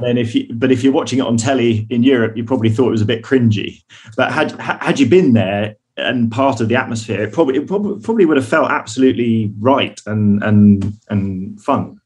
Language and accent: English; United Kingdom; I'm British.